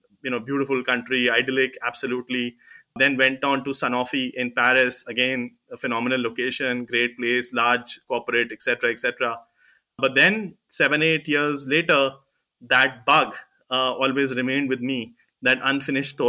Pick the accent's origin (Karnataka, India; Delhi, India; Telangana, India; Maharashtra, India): Delhi, India; I was born in Delhi, you know, grew up in Delhi and did my schooling and college here